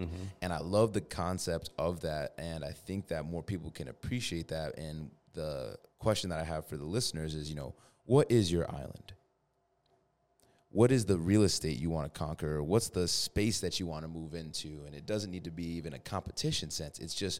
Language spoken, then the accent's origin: English; East Hartford, Connecticut, United States; I mean, I'm from East Hartford